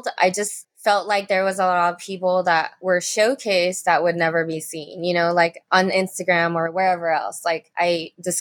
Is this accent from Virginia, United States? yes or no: no; Las Vegas, Nevada, United States; also born or lived in Los Angeles, California; I live in Las Vegas. I'm from Los Angeles originally, but I've been here all my life